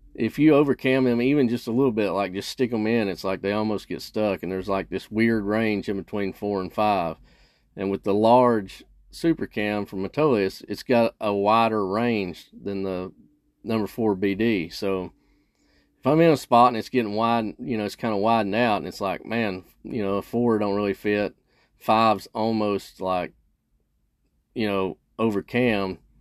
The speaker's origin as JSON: {"language": "English", "region": "Kentucky", "country": "United States", "tie": "born or raised there", "said": "here in Kentucky and my home state"}